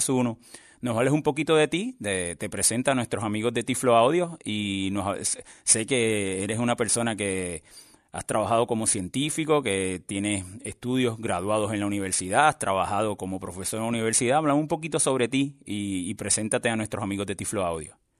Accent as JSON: {"language": "Spanish", "country": "Puerto Rico", "said": "somos de Puerto Rico"}